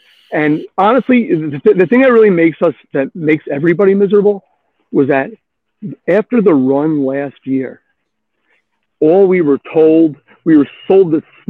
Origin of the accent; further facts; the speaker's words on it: West Islip, New York, United States; now in Sayville, United States; I'm a transplant from West Islip, so I really traveled far.